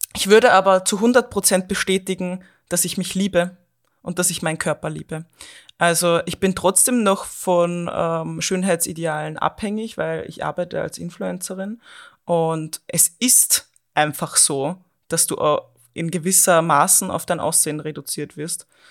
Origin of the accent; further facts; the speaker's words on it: Austria; also born or lived in Vienna, Austria; Ich bin auch aus der Großstadt, also aus Wien in Österreich, dann äh, in meinen Heimatort zurückgezogen